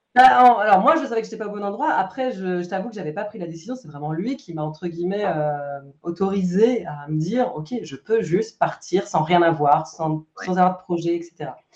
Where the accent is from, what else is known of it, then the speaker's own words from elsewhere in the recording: France; moved away as an adult; also born or lived in Romandy, Switzerland; now in Switzerland; je suis française. je vis en Suisse romande depuis une, bonne dizaine d'années